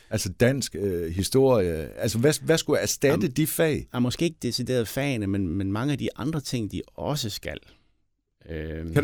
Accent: Southern Denmark, Denmark; Jeg kommer ud for Høre Power er lige uden for Sønderborg.

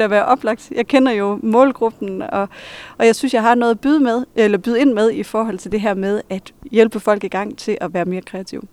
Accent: Hirtshals, North Denmark Region, Denmark; accent: Vendelbo; moved away as an adult; now in Viborg, Denmark; jeg stadigvæk taler som en vendelbo, at det kommer aldrig til at forlade mig

